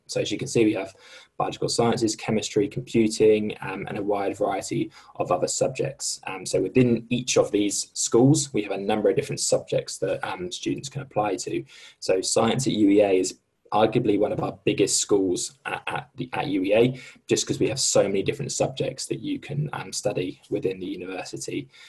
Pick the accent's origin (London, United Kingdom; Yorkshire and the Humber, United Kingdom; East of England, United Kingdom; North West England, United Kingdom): East of England, United Kingdom; Norwich; I'm actually from Norwich